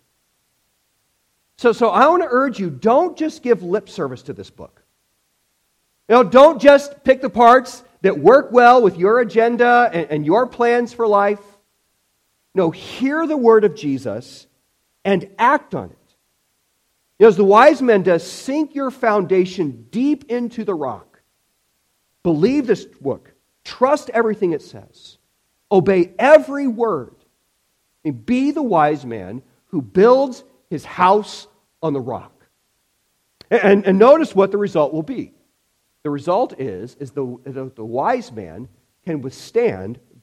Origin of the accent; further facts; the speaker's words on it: Illinois, United States; when I was a kid in 1993, growing up in Illinois